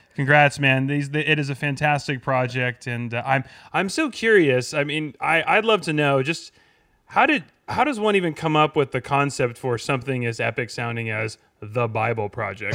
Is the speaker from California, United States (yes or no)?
yes; San Diego, California, United States; I'm from San Diego